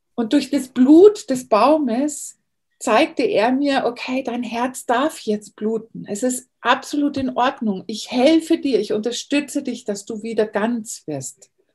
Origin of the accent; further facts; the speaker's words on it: Bavaria, Germany; moved away as an adult; now in California, United States; ich bin in Bayern groß geworden